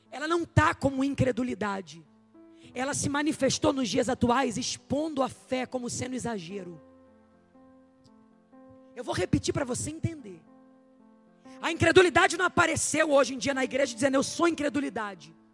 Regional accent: Rio de Janeiro, Brazil; Eu vim lá do Rio de Janeiro como uma voz profética.

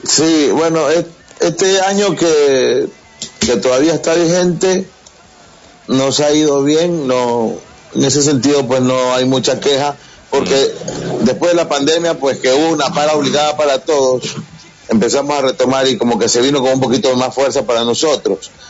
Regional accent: Guayaquil, Guayas, Ecuador; yo soy de Guayaquil, nosotros somos de mm, Guayaquil

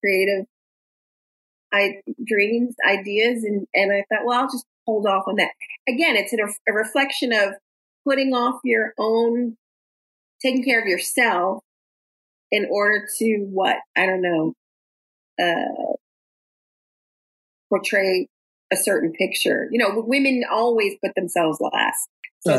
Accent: New Orleans, Louisiana, United States; moved away as an adult; I grew up in Gentilly, about a mile from where I am living now on Esplanade Avenue. I grew up in New Orleans

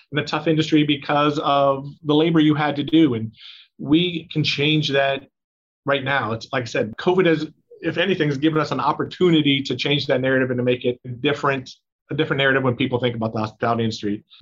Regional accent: Cleveland, Ohio, United States; I grew up in Cleveland well. in the '80s, so I remember the Cardiac Kids and then Bernie Kosar and all that.

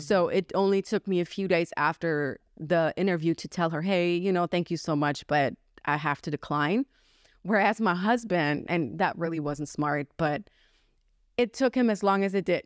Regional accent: Germany; moved away as an adult; now in United States; I was born and raised in Germany

